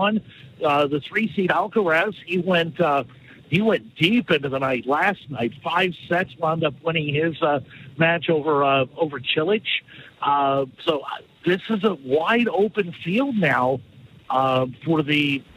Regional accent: United States; as an American

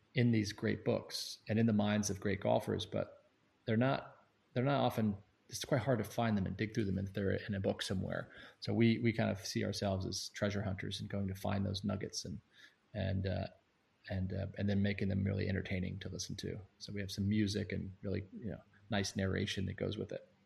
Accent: Sanford, North Carolina, United States; moved away as an adult; also born or lived in St Andrews, Scotland / United Kingdom; now in Bay Area, United States; I grew up in Sanford, North Carolina, near Pinehurst

